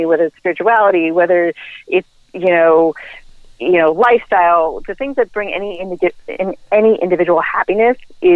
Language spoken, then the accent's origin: English; Ireland; I'm Irish